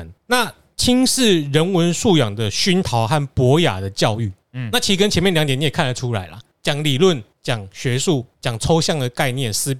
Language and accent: Chinese; Taiwan; 更无聊是什么？我台大的，我台湾长大，